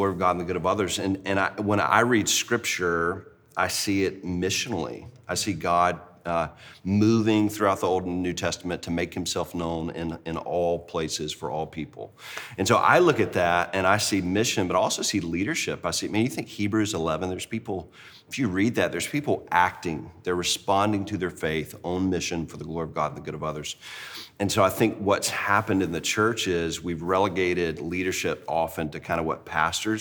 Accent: Deep South, United States; I grew up in the Deep South in a Christian family

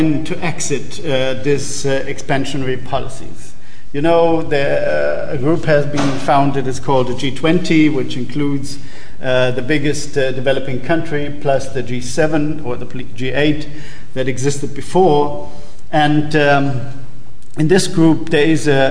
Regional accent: Germany; In Germany, my home country

